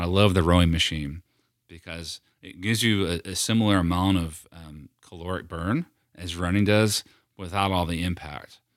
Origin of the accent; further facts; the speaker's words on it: near Philadelphia, Pennsylvania, United States; now in Knoxville, United States; the nicer Italian restaurants that we had growing up near Philadelphia